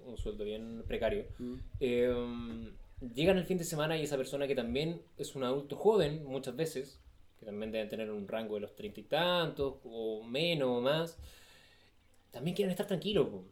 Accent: Chile; Chile, que es el, país donde yo nací

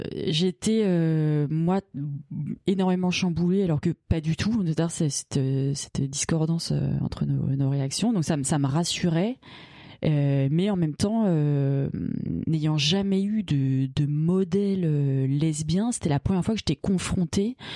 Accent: Bagnolet, Île-de-France, France; j'ai grandi à Bagnolet donc euh, à 500 mètres du panneau Paris

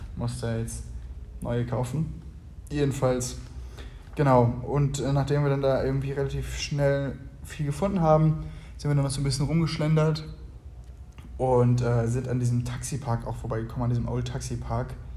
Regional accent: Germany; moved away as an adult; now in Uganda; bei uns in Deutschland

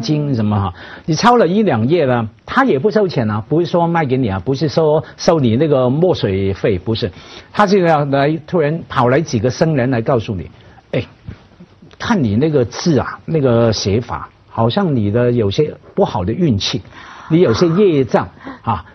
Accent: Hong Kong; 当然香港是合法的哈，我们在这样的社会成长，真的不觉得的。

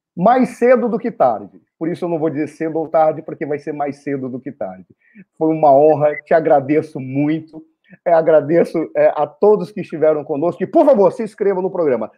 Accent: Brazil; somos brasileiros

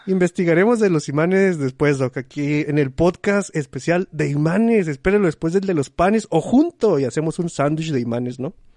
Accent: Chihuahua, Mexico; a la gente que somos de Chihuahua nos dicen mucho que di cosas con eche

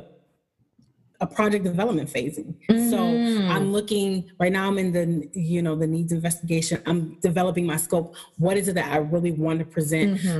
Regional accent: Buffalo, New York, United States; I'm from Buffalo.

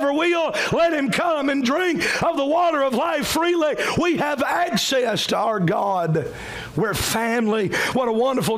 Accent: Cowpens, South Carolina, United States; You're from Cowpens like me, amen. We don't talk like that. We're country boys from the middle of nowhere

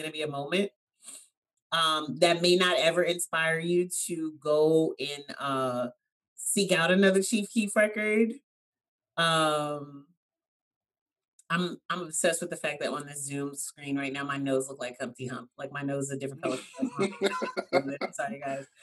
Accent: the South, United States; I'm from the South

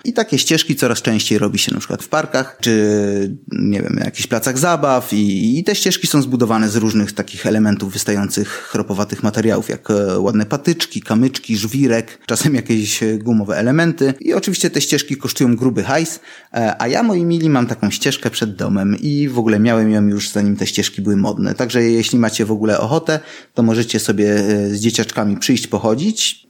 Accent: Sosnowiec, Silesian Voivodeship, Poland; born or raised there

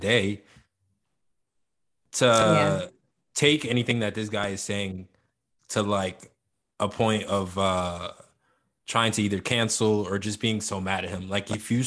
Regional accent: New Jersey, United States; growing up where we grew up in New Jersey

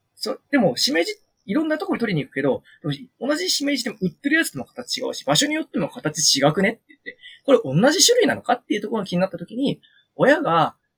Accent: Kushiro, Hokkaido, Japan; 釧路っていうところに生まれ育ってて

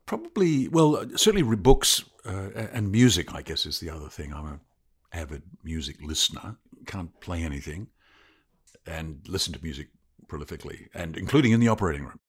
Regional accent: Christchurch, Canterbury, New Zealand; moved away as an adult; also born or lived in Otago; now in Victoria, Australia; My mother's Australian, but my father's a Kiwi, and I was born in Christchurch. New Zealand's a lovely place to grow up

